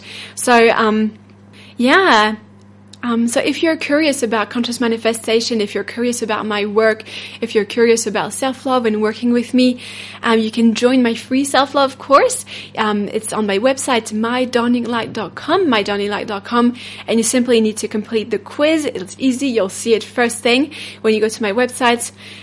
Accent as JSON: {"language": "English", "country": "France", "accent": "French", "second_language": "English", "said": "my French accent"}